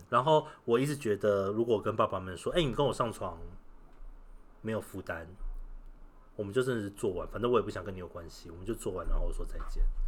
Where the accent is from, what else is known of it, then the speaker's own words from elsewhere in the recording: Taiwan; 我是台湾人